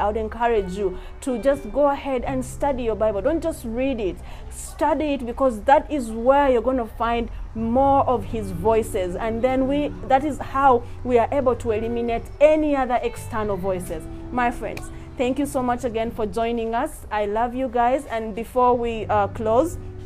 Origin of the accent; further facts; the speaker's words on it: Uganda; I love my home country too